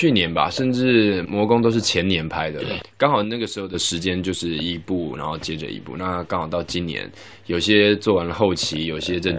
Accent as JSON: {"language": "Chinese", "country": "Taiwan", "tie": "born or raised there", "said": "因为我从小是在台湾长大"}